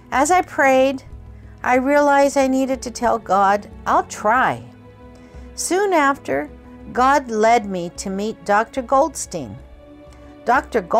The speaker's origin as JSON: {"language": "English", "town": "Kobe", "region": "Hyogo", "country": "Japan", "tie": "born or raised there", "said": "I was born in Kobe, Japan, and always considered Japan my home. I like to tell people I was made in Japan."}